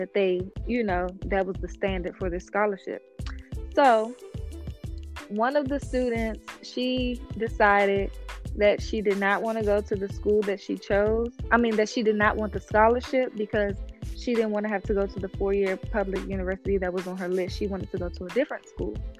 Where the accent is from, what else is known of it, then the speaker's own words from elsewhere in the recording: Washington, District of Columbia, United States; my hometown, Washington, D.C.